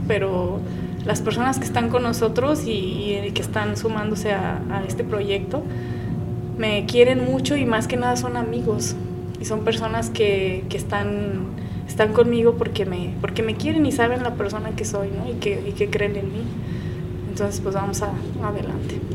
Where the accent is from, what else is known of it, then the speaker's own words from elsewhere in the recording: Guadalajara, Jalisco, Mexico; Soy Tapatía, soy de Guadalajara, Jalisco, orgullosa mexicana